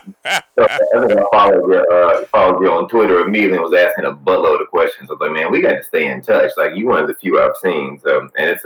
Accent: Houston, Texas, United States; born and raised in Houston, Texas

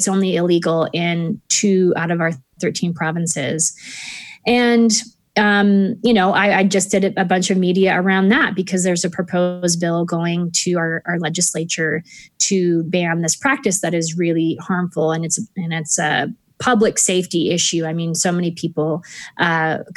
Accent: Texas, United States; moved away as an adult; now in Canada; I grew up mostly in Texas

